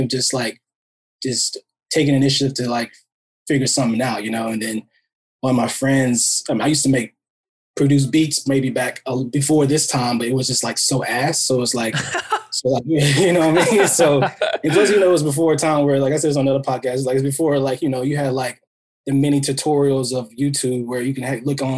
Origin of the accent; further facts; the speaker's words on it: Monroe, North Carolina, United States; now in Los Angeles, United States; we grew up in Monroe, North Carolina. It's kind of like a city, a little small city outside of Charlotte